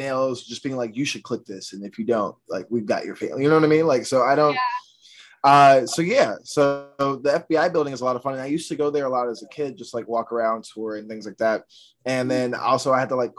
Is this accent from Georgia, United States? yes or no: yes; outside of Atlanta, Georgia, United States; moved away as an adult; now in New York, United States; I grew up outside of Atlanta